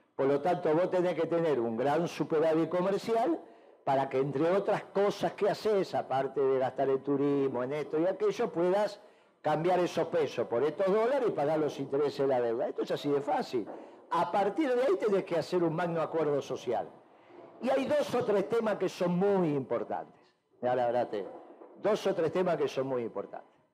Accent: Buenos Aires, Argentina; moved away as an adult; now in Buenos Aires Province, Argentina; yo era un porteño igual que vos, así que soy, ahora estoy en la provincia de Buenos Aires

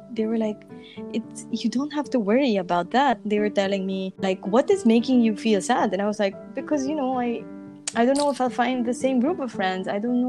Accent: Segovia, Castile and León, Spain; English is a second language; now in Madrid, Spain; And so I came from Segovia, and Segovia is a really small city, and I came to Madrid, and Madrid is the capital.

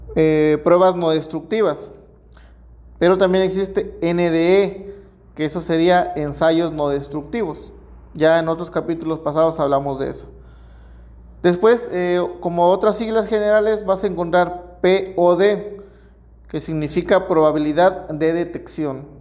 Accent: Mexico

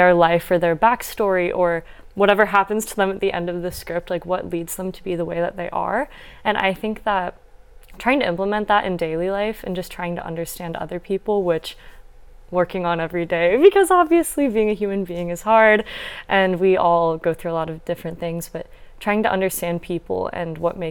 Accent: Northwest Iowa, United States; moved away as an adult; now in Los Angeles, United States; I'm originally from Northwest Iowa, so very different from

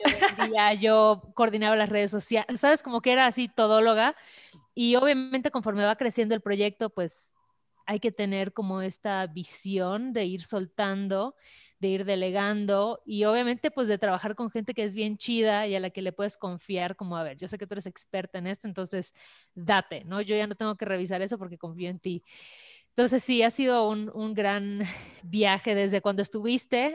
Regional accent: Mérida, Yucatán, Mexico; moved away as an adult; now in Mexico City, Mexico; soy de Mérida

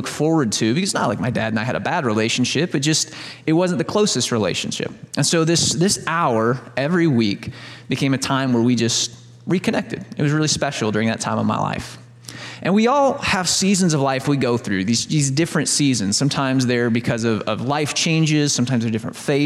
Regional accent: Southern Illinois, United States; I grew up in Southern Illinois

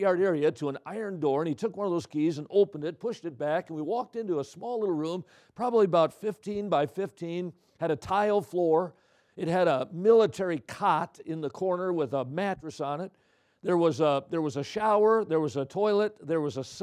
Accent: Midwest, United States; I'm from the Midwest.

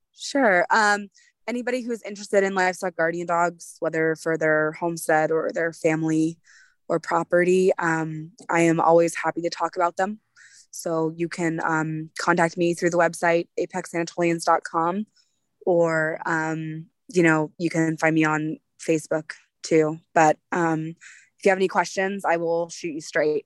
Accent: United States; we're patriotic American people

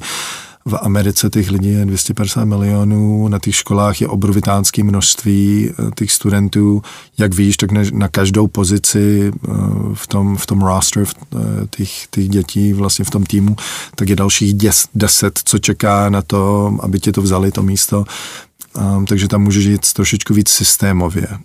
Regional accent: Canada; moved away as an adult; also born or lived in Czechoslovakia / Litvínov, Czech Republic / Kansas, United States; Jsme, jsme zdrhli za lepším životem, jak se říká, no, do Kanady

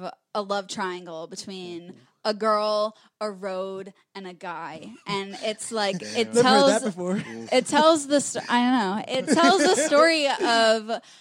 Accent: New York, United States; a highway that goes through my hometown

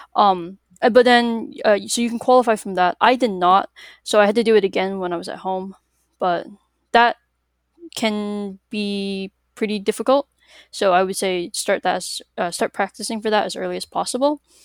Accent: Massachusetts, United States; I'm from Massachusetts.

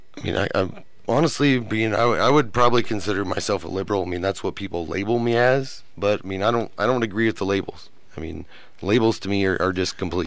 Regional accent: Nebraska, United States; moved away as an adult; also born or lived in Iowa; now in Lubbock, United States; I'm from Nebraska originally

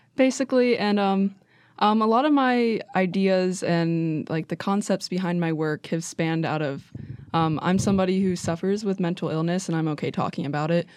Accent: Wheeling, West Virginia, United States; I am from Wheeling, West Virginia

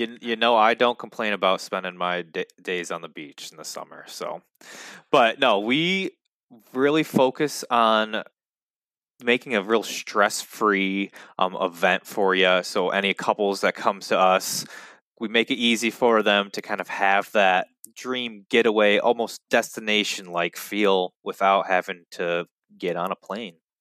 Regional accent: Muskegon, Michigan, United States; both Salim and I, b, being both of us born and raised in the Muskegon area

